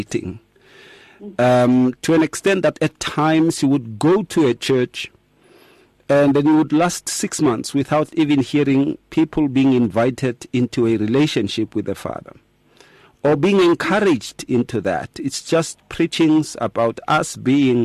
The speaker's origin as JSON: {"language": "English", "town": "Atteridgeville", "region": "Gauteng", "country": "South Africa", "tie": "born or raised there", "said": "growing up in Attridgeville."}